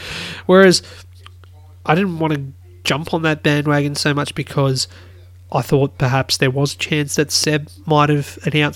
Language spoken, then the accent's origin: English; Australia; being an Aussie